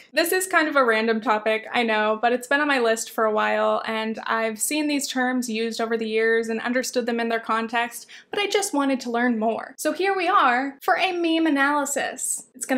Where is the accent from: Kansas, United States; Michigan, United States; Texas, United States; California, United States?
California, United States; near Southern California beach towns, United States; I grew up near Southern California beach towns